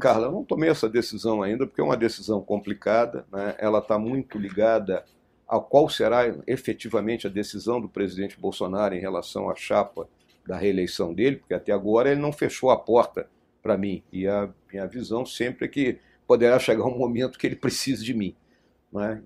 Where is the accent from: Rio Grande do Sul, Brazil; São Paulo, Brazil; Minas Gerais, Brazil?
Rio Grande do Sul, Brazil; moved away; also born or lived in Rio de Janeiro; Rio Grande do Sul, meu estado natal